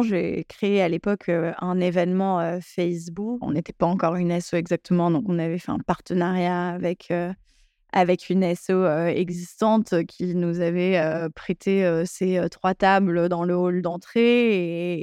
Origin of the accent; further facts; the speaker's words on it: Paris, Île-de-France, France; J'ai grandi à Paris dans une famille très cosmopolite et multiculturelle j'ai fréquenté des écoles bilingues plus jeunes